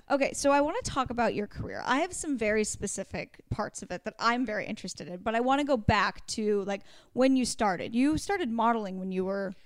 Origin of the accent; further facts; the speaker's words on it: Oregon, United States; moved away; I grew up in Oregon where, like, we had crappy weather